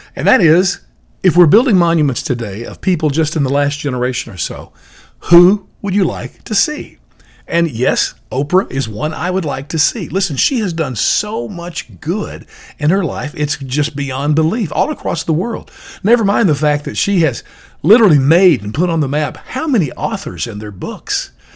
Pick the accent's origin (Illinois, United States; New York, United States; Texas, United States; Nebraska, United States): Illinois, United States; Chicago; I was from Chicago